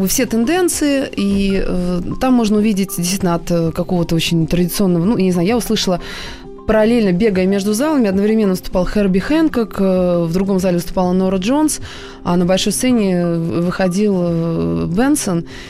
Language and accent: Russian; Moscow, Russia; я сама москвичка